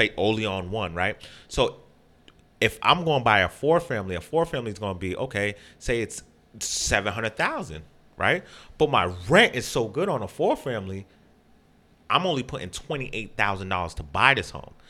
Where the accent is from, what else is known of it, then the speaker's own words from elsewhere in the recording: Boston, Massachusetts, United States; I grew up in Phil's Corner